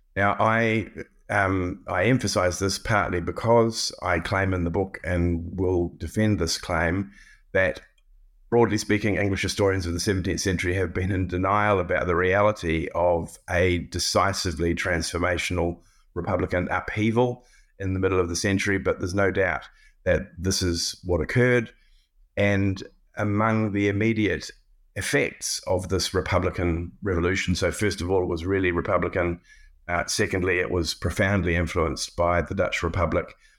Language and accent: English; New Zealand; moved away as an adult; also born or lived in Cambridge, United Kingdom / Pittsburgh, United States; I have always, as a New Zealander, engaged with British history from the outside. My, uh, initial education, uh, was not British